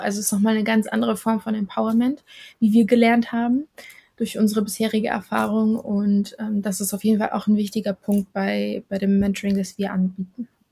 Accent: Germany; ich bin in Deutschland aufgewachsen.

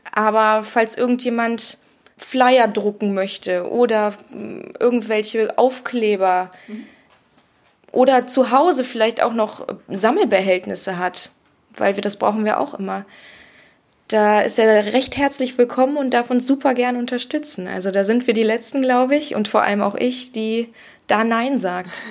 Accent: Germany; now in Cologne, Germany; ich bin in der Eifel groß geworden, bei uns gab es das schon immer

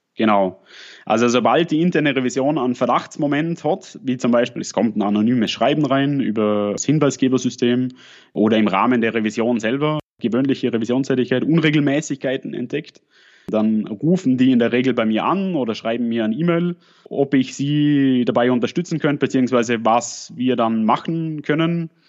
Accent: at the Swiss-Austrian border, Lake Constance region, Switzerland; accent: Lake Constance dialect with a Swabian touch; Wie man vielleicht ein bisschen an meinem Dialekt hört, komme ich aus der Bodenseeregion und bin an der schweiz österreichischen Grenzen aufgewachsen. Habe ein bisschen an, noch zusätzlich noch einen schwäbischen Dialekteinschlag.

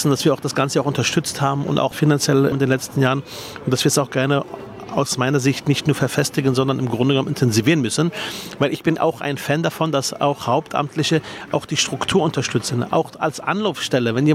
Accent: Berlin, Germany; Ich bin ja leidenschaftlich äh, gerne Spandauer. Ist ja meine Heimat, äh, Spandau.

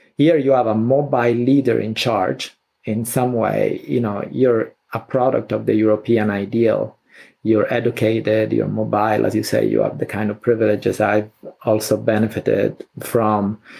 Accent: Sicily, Italy; moved away; I was a teenager and I grew up in Sicily

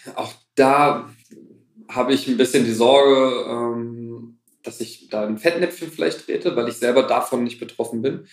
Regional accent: Kassel, Hesse, Germany; also born or lived in Wuppertal; bin zurück nach Kassel, meine Heimatstadt

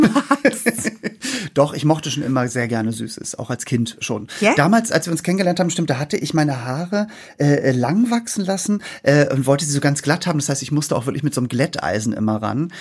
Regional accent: Norderstedt, Schleswig-Holstein, Germany; moved away as an adult; also born or lived in Hamburg; now in Berlin, Germany; ich komme ja aus Norderstedt bei Hamburg, ne? Also da bin ich ja, ge ja. Also geboren bin ich in Hamburg

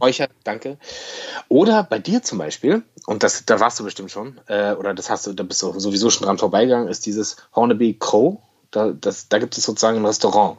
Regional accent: Berlin, Germany; Für mich als Berliner

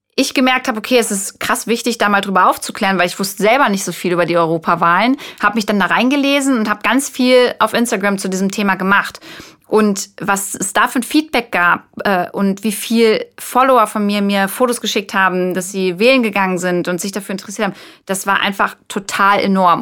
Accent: Braunschweig, Lower Saxony, Germany; ich komme aus Braunschweig

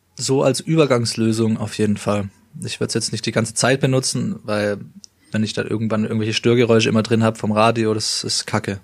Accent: Stuttgart area, Baden-Württemberg, Germany; wie wir kommen ähm, aus dem Stuttgarter Raum

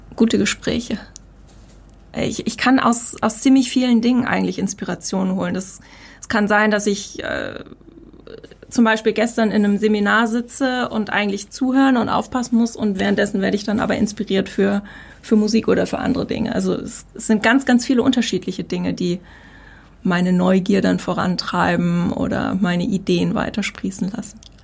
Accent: Heidelberg, Baden-Württemberg, Germany; Meine Eltern kommen aus Norddeutschland, ich bin hier unten groß geworden

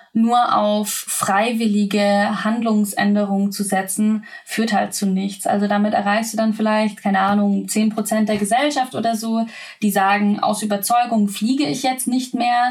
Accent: Swabia, Baden-Württemberg, Germany; moved away as an adult; also born or lived in Lower Bavaria; ich komme äh, vom Dorf bin im Schwabeländle aufgewachsen

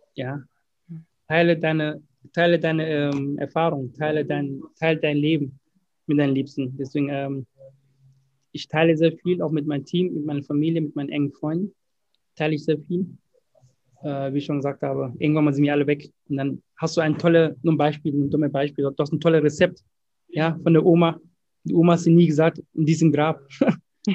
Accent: Ghana; moved away; ich bin in Ghana geboren

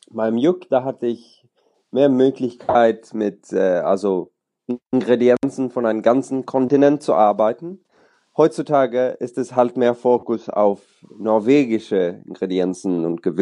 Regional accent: Sweden; also born or lived in Germany; now in Oslo, Norway; Ich bin äh, Schwede, äh, aber in Deutschland geboren. Darum spreche ich Deutsch.

